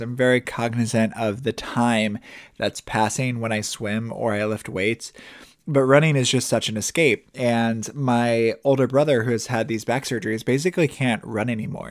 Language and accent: English; Indiana, United States; moved away as an adult; also born or lived in Milwaukee; now in Tampa, United States; we're both from Indiana